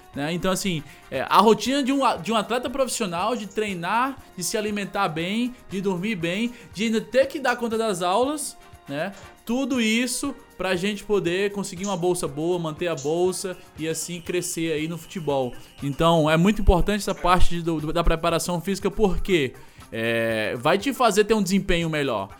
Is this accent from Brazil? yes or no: yes; Northeast Region, Brazil; mais pessoas da nossa cidade, do Nordeste do Brasil